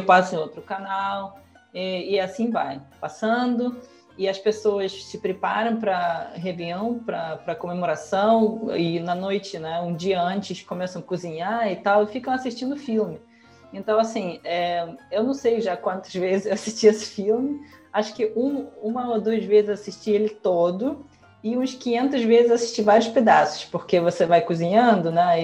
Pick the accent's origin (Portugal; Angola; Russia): Russia; Portuguese is a second language; now in Brazil; na Rússia, em geral, a gente não tem a ah, cultura de legendar os filmes